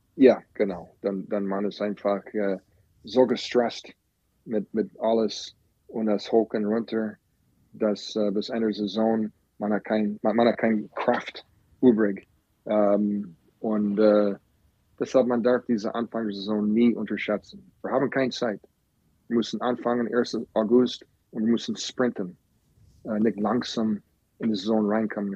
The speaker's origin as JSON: {"language": "German", "town": "Green Bay", "region": "Wisconsin", "country": "United States", "also_born_or_lived": "Florida", "second_language": "German", "moved": "yes", "said": "Ich komme aus Green Bay, Wisconsin"}